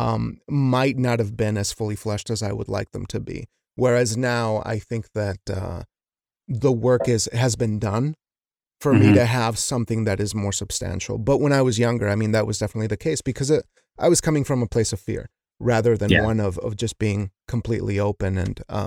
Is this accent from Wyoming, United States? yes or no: yes; Wyoming, United States; growing up in Wyoming